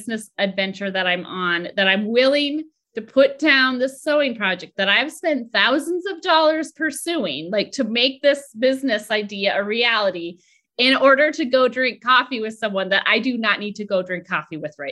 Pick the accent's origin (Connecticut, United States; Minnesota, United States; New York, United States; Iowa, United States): Minnesota, United States; moved away as an adult; also born or lived in Boston; I grew up in Minnesota and I went to college at home.